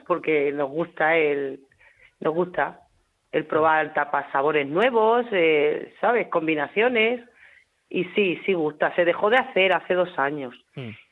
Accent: Hellín, Castilla-La Mancha, Spain; moved away; soy nacida no en la región de Murcia, yo nací en Ellín.

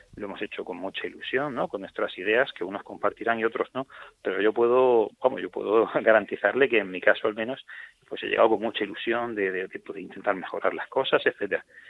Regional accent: Region of Murcia, Spain; todos los murcianos tomemos conciencia

